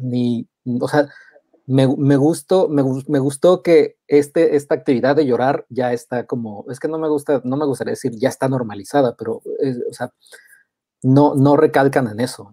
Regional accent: Mexico; yo de México

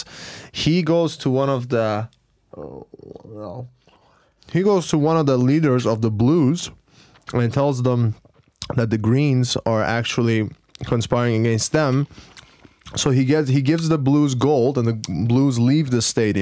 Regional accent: Iran; now in Istanbul, Turkey; I am from Iran.

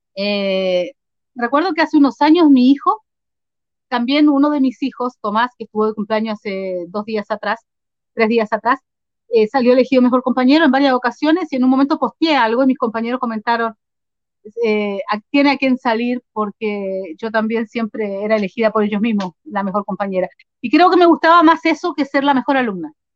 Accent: Concepción, Biobío, Chile; moved away as an adult; also born or lived in Arica, Chile; now in Argentina; Mi niñez em, la viví en Chile, en el sur de Chile, aunque nací en el norte-norte, en el límite con Perú, en Arica. Eh, después me crié en, en Concepción

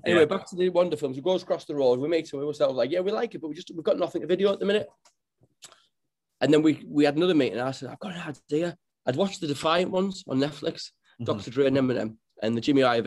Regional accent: Middlesbrough, North East England, United Kingdom; You cut me open, I'll bleed Middlesbrough red.

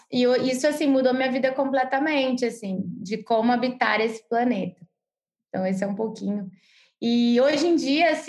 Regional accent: Rio de Janeiro, Brazil; moved away; eu cresci no Rio de Janeiro, né? Uma cidade gigante para quem conhece o Rio. Então eu fui, tava, eu sempre fui muito urbana, né?

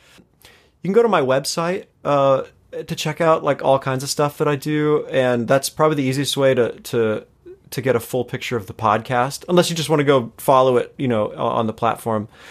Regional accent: Los Angeles, California, United States; also born or lived in Chicago; born and raised here in L

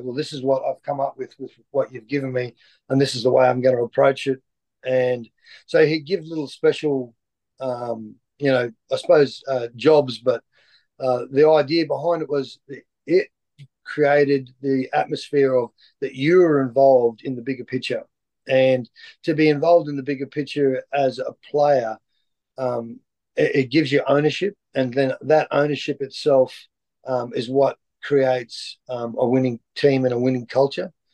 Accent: Lockyer Valley, Queensland, Australia; also born or lived in Toowoomba; I grew up in the Lockyer Valley, just outside of Brisbane.

